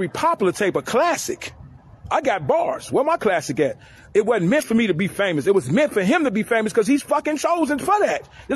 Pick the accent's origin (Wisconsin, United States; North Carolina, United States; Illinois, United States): Illinois, United States; Chicago; I'm from Chicago